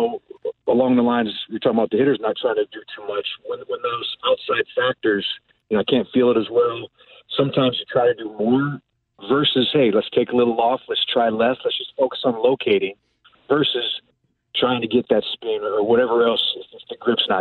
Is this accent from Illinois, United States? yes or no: yes; North Chicago, Illinois, United States; I grew up in North Chicago